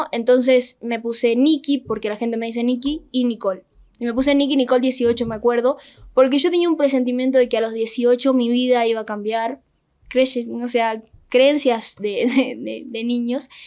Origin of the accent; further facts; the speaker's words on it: Rosario, Santa Fe, Argentina; now in Buenos Aires, Argentina; Nací en Rosario.